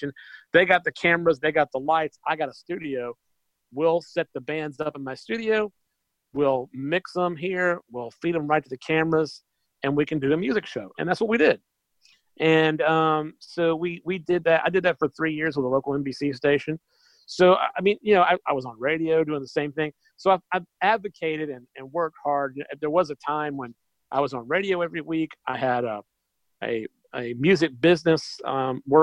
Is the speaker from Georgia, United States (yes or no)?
yes; Macon, Georgia, United States; my hometown